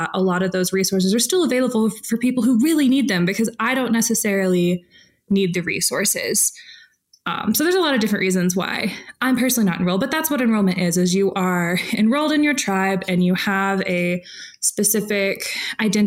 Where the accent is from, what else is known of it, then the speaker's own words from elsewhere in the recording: Oklahoma, United States; we ended up in Oklahoma, and I grew up in and around the Chickasaw Nation